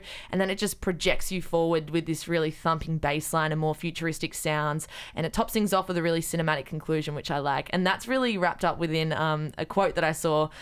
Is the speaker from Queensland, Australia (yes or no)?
no; Newcastle, New South Wales, Australia; Newcastle, which is my hometown.